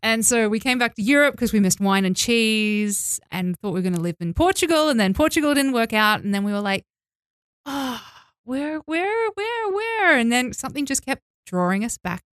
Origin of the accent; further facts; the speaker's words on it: Australia; moved away as an adult; also born or lived in Mexico; now in Tbilisi, Georgia; I'm from Australia